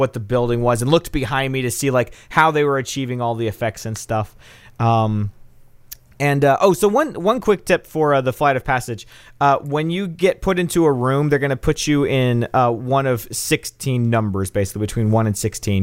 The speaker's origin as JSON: {"language": "English", "town": "Nashville", "region": "Tennessee", "country": "United States", "said": "I'm from Nashville"}